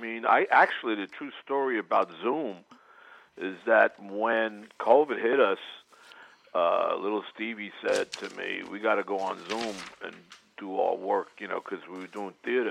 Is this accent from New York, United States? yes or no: yes; New Rochelle, New York, United States; also born or lived in Port Chester, New York / Bronx, New York; now in City Island, Bronx, United States; I was born in Portchester, grew up in New Rochelle, and then I migrated to the to the boogie down Bronx. I live out here on City Island.